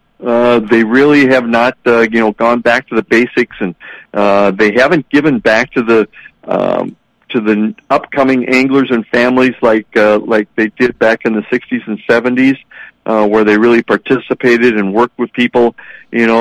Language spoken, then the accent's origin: English; Milaca, Minnesota, United States; also born or lived in Ely, Minnesota; as a kid growing up in Malacca